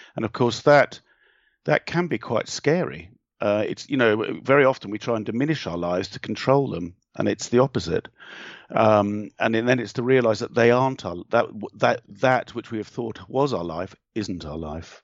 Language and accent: English; England, United Kingdom; being English